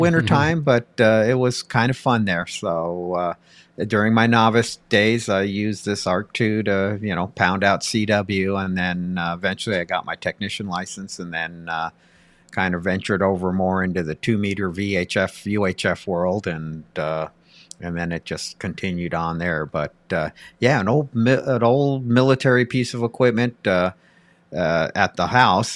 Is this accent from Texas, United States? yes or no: no; Pasadena, California, United States; growing up in Pasadena, California